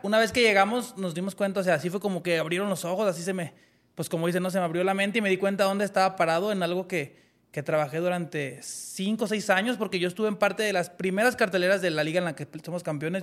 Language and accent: Spanish; Mexico; como deportistas mexicanos